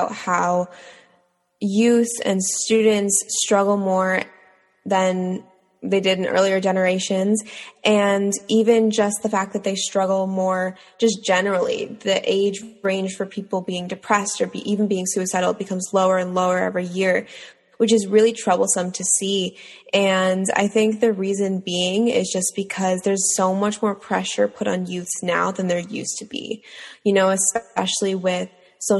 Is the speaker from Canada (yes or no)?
yes; Toronto, Ontario, Canada; I'm from Toronto, Ontario